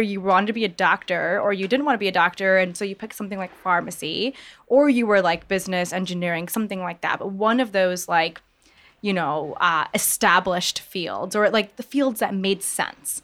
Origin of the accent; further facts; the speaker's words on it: Michigan, United States; moved away as an adult; now in New York, United States; Born and raised in Michigan. So a Midwest gal over here